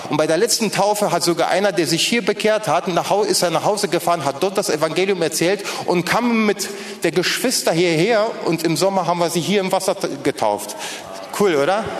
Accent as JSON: {"language": "German", "country": "Poland", "first_language": "Polish", "second_language": "German", "moved": "yes", "lives_now": "Berlin, Germany", "said": "das waren übrigens meine Landsleute, ich komme ursprünglich aus Polen"}